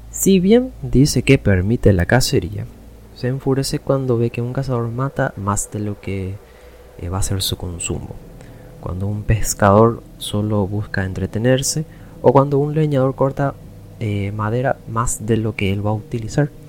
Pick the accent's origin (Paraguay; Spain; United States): Paraguay; Así que nosotros como paraguayos conocemos bien realmente cómo es esta mitología.